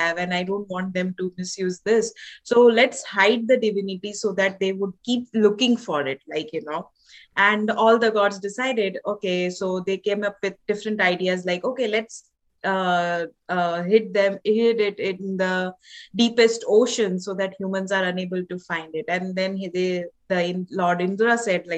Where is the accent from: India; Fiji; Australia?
India; moved away as an adult; now in Canada; I'm from India, I was born and raised in India